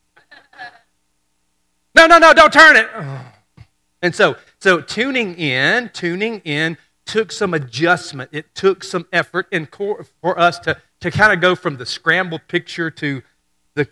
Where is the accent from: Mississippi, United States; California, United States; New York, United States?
Mississippi, United States; Hurricane; when I was a kid growing up in Hurricane, Mississippi.